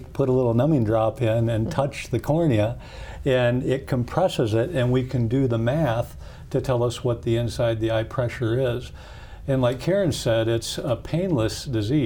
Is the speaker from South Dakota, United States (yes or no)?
yes; Gregory, South Dakota, United States; also born or lived in Lake Andes, South Dakota / Columbia, Missouri / Kansas City; I grew up in South Dakota too. My dad was a small town family doc, first part of my childhood in Lake Andes